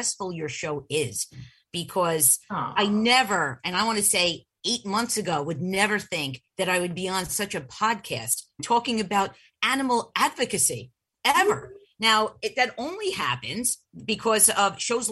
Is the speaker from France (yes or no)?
no; New York City, New York, United States; also born or lived in Nassau County, New York; I'm from Staten Island